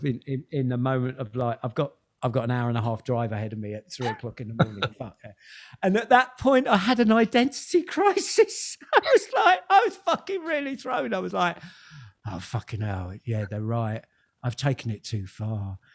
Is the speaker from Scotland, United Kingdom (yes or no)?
no; Kingston upon Thames, London, United Kingdom; throughout the 70s i was growing up in Kingston